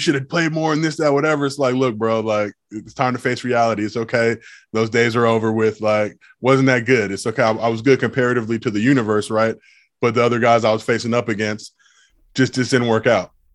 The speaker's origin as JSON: {"language": "English", "town": "Los Angeles", "region": "California", "country": "United States", "tie": "born or raised there", "said": "I grew up in Los Angeles"}